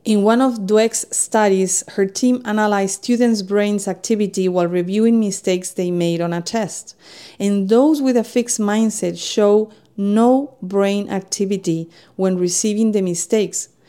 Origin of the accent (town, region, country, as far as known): Spain; English is a second language; moved away as an adult; now in United States